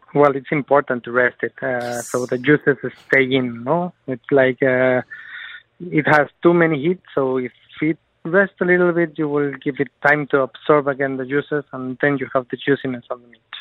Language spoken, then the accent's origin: English; Mexico; also born or lived in Barcelona, Spain; now in Dubai, United Arab Emirates; I was born in Mexico. Uh, my family, it's uh, half of my half family is Spanish, so I spend a lot of time in Barcelona.